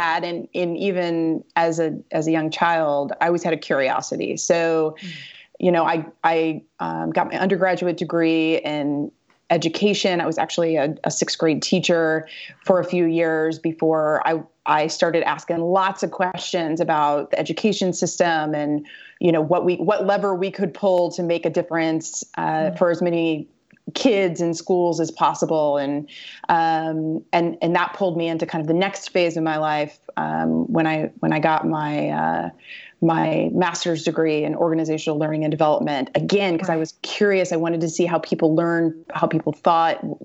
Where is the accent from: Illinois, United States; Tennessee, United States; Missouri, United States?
Missouri, United States; I'm a Midwestern girl. I was born and raised in Missouri